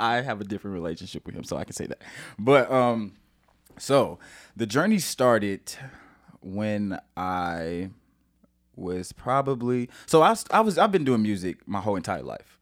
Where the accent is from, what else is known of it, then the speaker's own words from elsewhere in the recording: St. Louis, Missouri, United States; moved away as an adult; now in San Diego, United States; I am from Saint Louis, Missouri. Um, I actually live in San Diego now